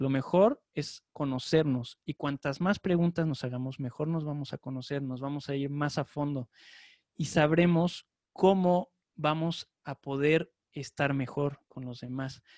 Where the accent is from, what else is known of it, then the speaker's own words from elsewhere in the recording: Mexico; ya no nos afecta como mexicanos